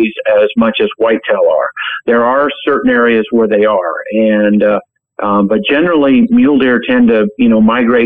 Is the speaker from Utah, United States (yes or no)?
yes; Utah, United States; my home state of Utah